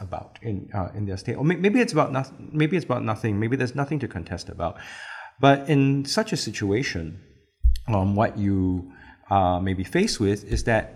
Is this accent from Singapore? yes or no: yes; Singapore; I'm ethnic Chinese, but I am a Singaporean. I'm a Singaporean citizen.